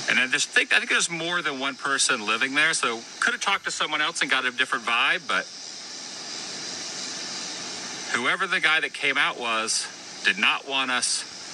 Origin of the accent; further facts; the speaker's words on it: Florida, United States; this is …, I'm from Florida